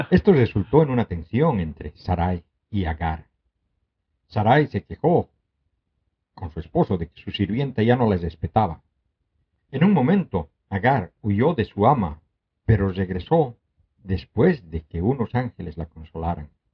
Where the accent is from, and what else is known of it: Bolivia